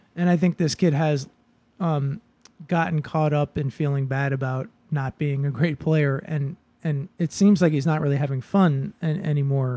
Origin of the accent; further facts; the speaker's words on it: Boston, Massachusetts, United States; now in Brooklyn, United States; I grew up in Boston